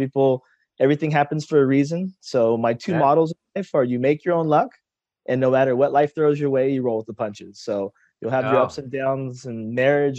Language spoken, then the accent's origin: English; Temple City, California, United States; Born and raised in the Southern California, so in the San Gabriel Valley near Pasadena, grew up in a small city called Temple City